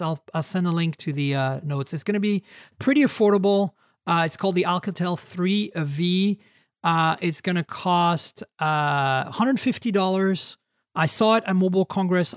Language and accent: English; Canada; moved away as an adult; now in United States; I'm a Canadian, so I s, I have a hard time with Zs. I forget that there's Zs in the U S, even though I've lived in the U S twenty years